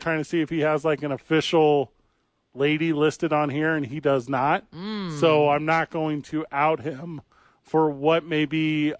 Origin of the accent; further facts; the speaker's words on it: near Eastern Illinois University, United States; he went to Eastern Illinois, which is very close to the town I grew up in.